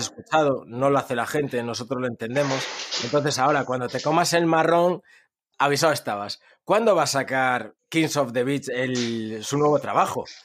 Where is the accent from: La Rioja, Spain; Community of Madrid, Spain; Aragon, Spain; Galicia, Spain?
Galicia, Spain; Ourense; de donde soy, de Orense.